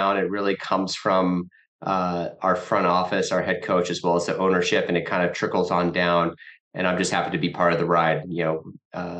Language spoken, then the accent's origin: English; Midwest, United States; also born or lived in New York City, United States; now in Detroit, United States; we're both from the Midwest